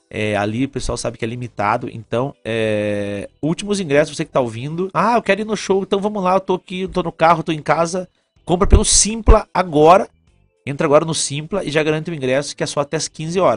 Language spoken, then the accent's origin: Portuguese; Tibagi, Paraná, Brazil; eu sou nascido e criado lá em Tibagi, que é do lado. Tibagi é região metropolitana de Ponta Grossa.